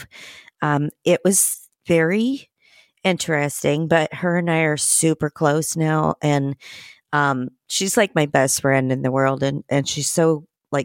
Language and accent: English; Terre Haute, Indiana, United States; moved away as an adult; I'm from Terre Haute